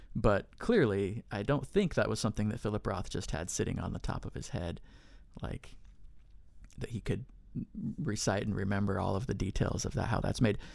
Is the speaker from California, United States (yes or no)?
yes; near Sutter's Fort, California, United States; I grew up in California near Sutter's Fort